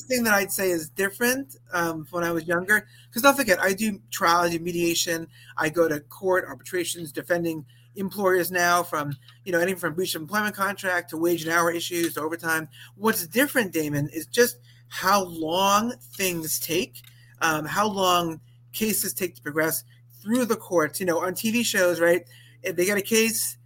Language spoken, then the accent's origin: English; Valley Stream, New York, United States; also born or lived in Binghamton, New York; I grew up in Long Island, New York, Valley Stream to be precise